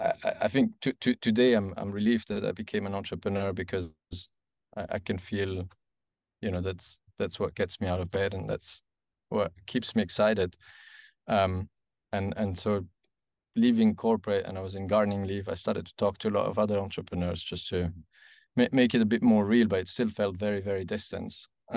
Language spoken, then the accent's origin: English; German-speaking Switzerland, Switzerland; I was raised in the German part of Switzerland. Became an engineer, or studied to become an engineer in EPFL in Lausanne and in Carnegie Mellon in Pittsburgh.